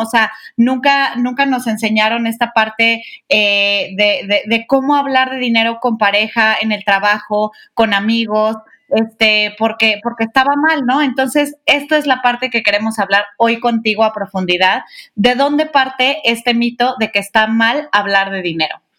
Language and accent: Spanish; Guadalajara, Jalisco, Mexico; yo que soy de Guadalajara